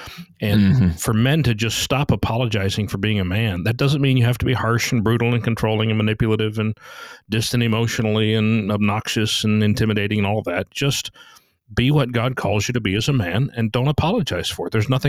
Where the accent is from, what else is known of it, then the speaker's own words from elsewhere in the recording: United States; We grew up in America